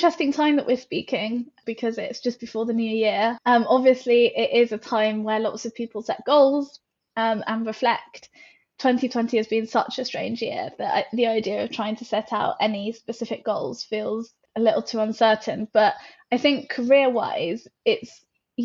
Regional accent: United Kingdom; we are British

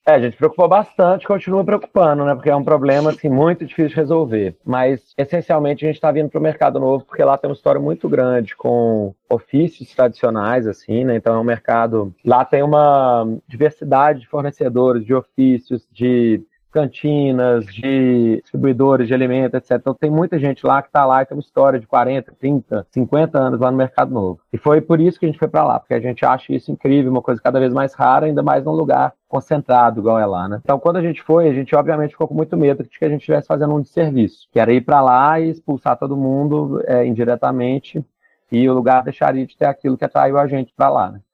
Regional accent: Belo Horizonte, Minas Gerais, Brazil; eu sou de Belo Horizonte

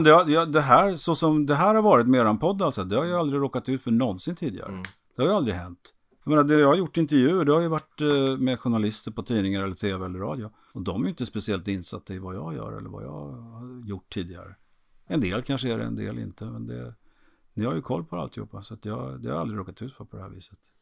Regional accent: Trollhättan, Västra Götaland, Sweden; i stan där jag är född finns det torg och en kiosk

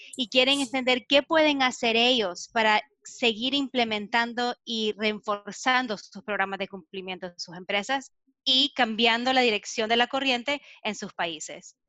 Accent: Nicaragua; now in United States; yo soy de Latinoamérica, soy de Nicaragua

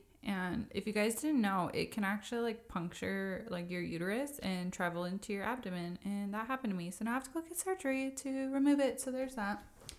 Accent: Ogden, Utah, United States; born there; I was born in Ogden, Utah. My mom was 20 years old when I was born.

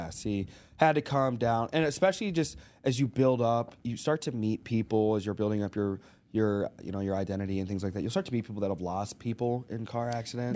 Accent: Arkansas, United States; moved away; we grew up in Arkansas

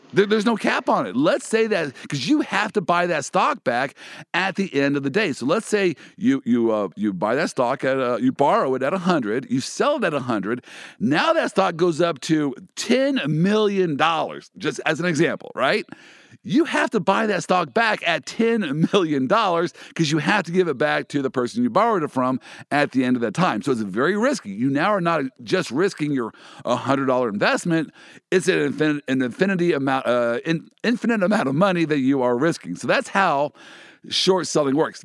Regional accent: Kansas City, United States; my hometown, the Kansas City Chiefs.

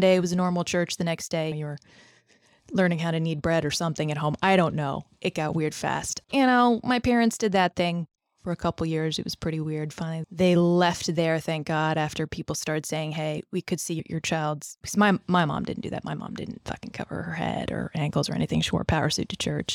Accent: Northern Virginia, United States; Grew up in Northern Virginia and around Northern Virginia

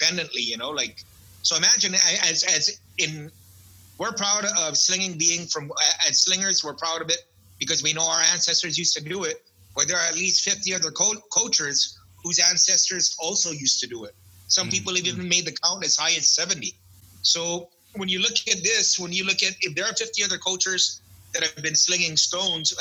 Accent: Guam; growing up on Guam, I'd say just about every kid has been into several street fights in their life

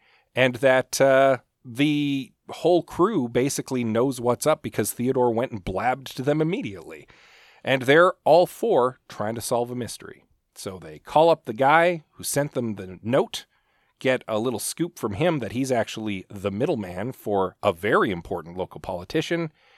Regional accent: Canada; We're Canadians and we can handle a little cold.

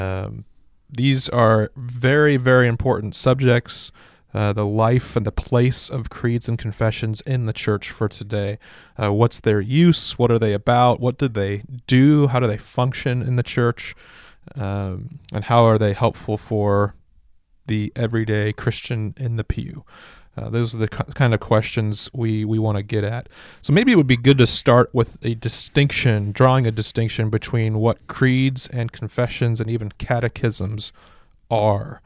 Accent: Kingsburg, California, United States; now in Ripon, United States; Kingsburg, my hometown, about two hours south of here

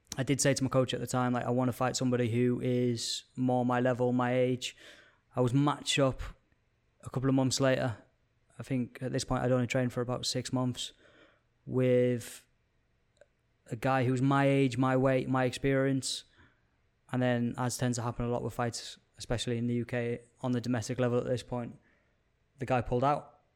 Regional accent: Carlisle, North West England, United Kingdom; moved away as an adult; originally from Card Isle. I spent the first eighteen years of my life up there.

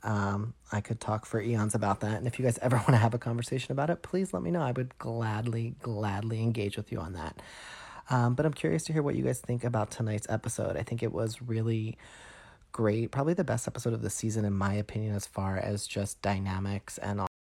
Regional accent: suburbs of Philadelphia, Pennsylvania, United States; I recently relocated back to my hometown in the suburbs of Philly

